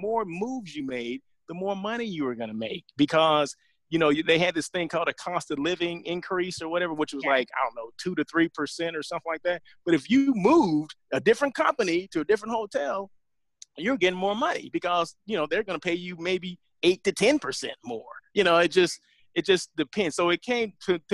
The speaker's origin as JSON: {"language": "English", "region": "Southern California", "country": "United States", "also_born_or_lived": "Sacramento", "moved": "as an adult", "said": "I'm from Southern California"}